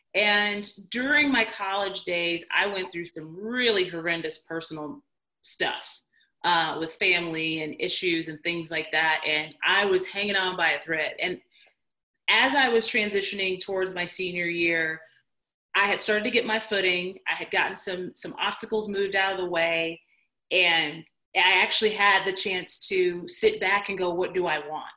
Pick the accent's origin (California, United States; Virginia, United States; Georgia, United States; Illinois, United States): Illinois, United States; Chicago; moved away as an adult; also born or lived in East Coast; I moved 800 miles from home. I moved from Chicago out to the East Coast by myself